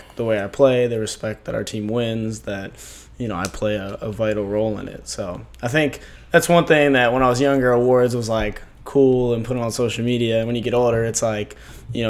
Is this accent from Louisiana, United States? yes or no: no; Annapolis, Maryland, United States; I'm from Annapolis, Maryland